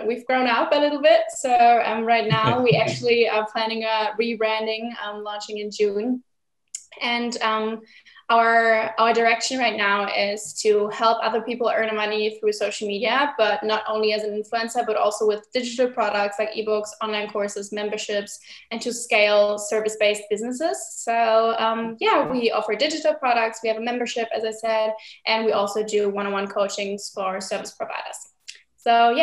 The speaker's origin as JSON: {"language": "English", "region": "Berlin", "country": "Germany", "said": "I'm 20 years old and I'm from Berlin, Germany."}